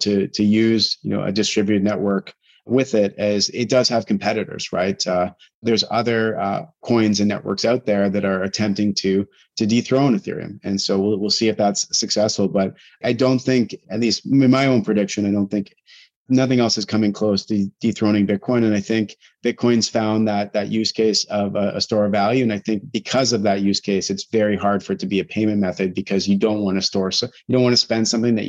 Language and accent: English; Canada; There's just so many uncertainties that are very hard to appreciate as a Canadian.